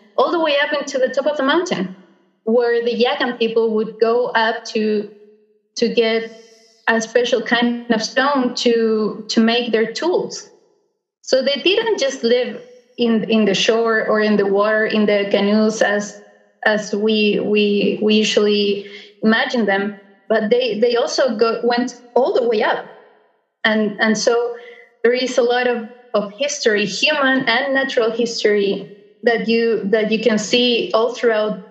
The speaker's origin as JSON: {"language": "English", "area": "Beagle Channel area", "region": "Tierra del Fuego", "country": "Argentina", "tie": "born or raised there", "said": "here in my hometown, I can see the mountains"}